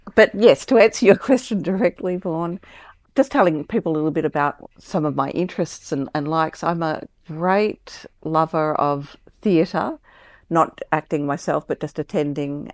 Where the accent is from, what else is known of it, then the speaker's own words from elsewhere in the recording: Melbourne, Victoria, Australia; also born or lived in Brisbane; I was born in in Melbourne and I, I live in Melbourne now, I also spent a little bit of time when I was young in Brisbane